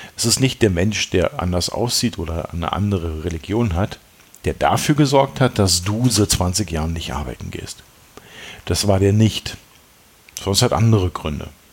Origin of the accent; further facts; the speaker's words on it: East Germany, Germany; ich bin selber Ossi